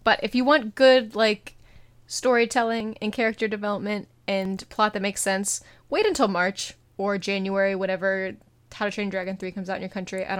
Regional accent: United States; I'm American

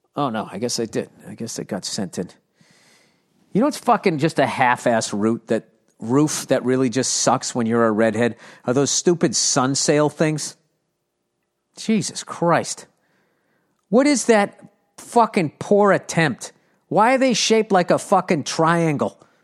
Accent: United States; I'm American

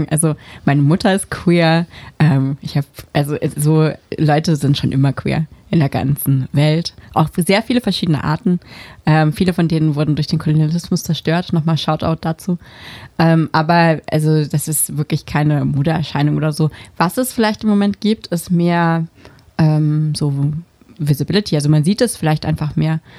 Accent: North Germany, Germany; ich bin in Norddeutschland auf dem Land aufgewachsen

